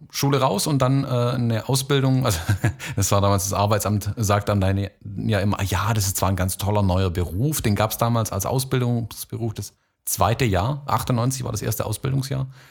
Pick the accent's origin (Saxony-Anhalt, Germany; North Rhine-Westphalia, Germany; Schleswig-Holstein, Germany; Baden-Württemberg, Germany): Baden-Württemberg, Germany; also born or lived in United States / Florida; halb Deutsch, halb Amerikaner und ähm, in Deutschland gelebt und aufgewachsen